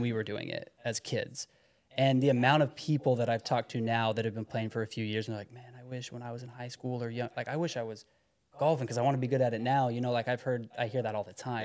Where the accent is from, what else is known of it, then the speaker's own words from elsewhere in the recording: Heber City, Utah, United States; I'm from Heber City.